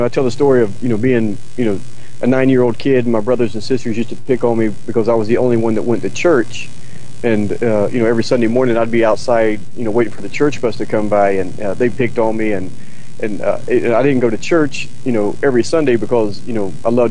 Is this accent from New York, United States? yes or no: no; North Carolina, United States; growing up in North Carolina